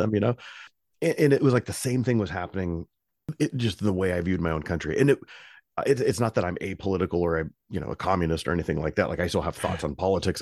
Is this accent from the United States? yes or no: yes; United States; my own country